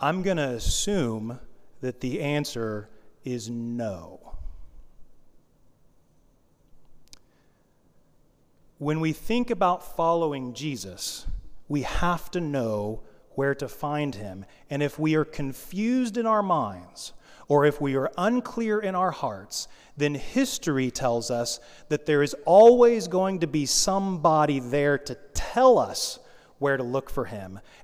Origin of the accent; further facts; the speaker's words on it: United States; I'm an American